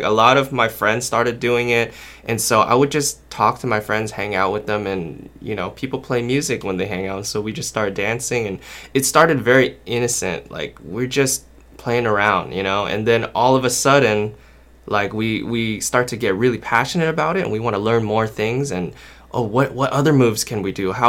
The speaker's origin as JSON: {"language": "English", "town": "Anaheim", "region": "California", "country": "United States", "said": "I'm from Anaheim, California"}